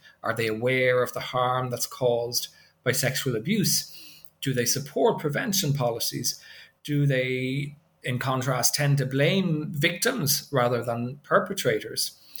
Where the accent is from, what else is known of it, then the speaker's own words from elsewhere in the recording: Ireland; moved away as an adult; now in Japan; I grew up in Ireland. I guess you picked up on the accent, maybe, but I've been teaching in Japan since 1998.